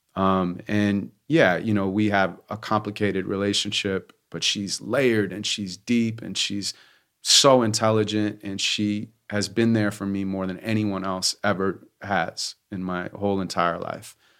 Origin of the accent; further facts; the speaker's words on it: Santa Monica, California, United States; I grew up in Santa Monica, California